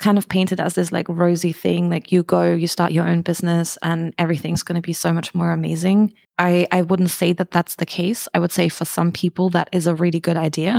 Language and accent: English; Germany; moved away as an adult; also born or lived in United Kingdom; now in Albania; I'm originally from Germany, moved to the UK in 2008, and then I moved to Albania like 4 years ago